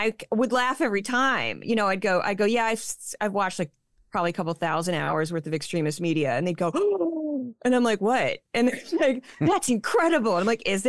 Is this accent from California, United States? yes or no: no; St. Louis, Missouri, United States; now in New York, United States; I haven't lived there for a long time, but I was born and raised in Saint Louis, Missouri